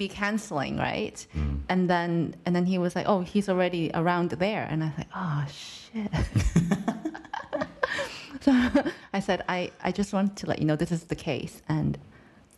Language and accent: English; Hong Kong; moved away; I'm from Hong Kong